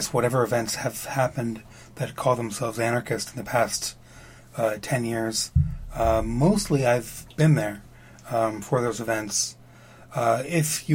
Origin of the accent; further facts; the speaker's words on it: Grand Rapids, Michigan, United States; moved away as an adult; I'm originally from Michigan. And the town that I grew up in, which is a small town called Grand Rapids